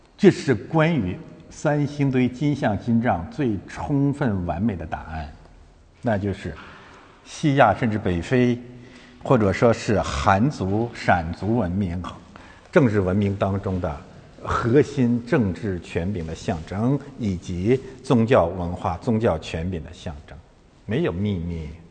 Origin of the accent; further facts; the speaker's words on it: China; 我们中国人民不吃那一套